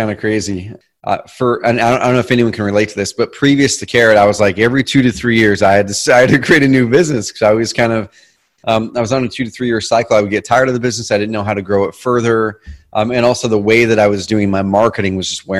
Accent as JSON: {"language": "English", "region": "Southern Oregon", "country": "United States", "tie": "born or raised there", "also_born_or_lived": "Roseburg, Oregon", "said": "We grew up in Southern Oregon in a different town. I live in a town called Roseburg now"}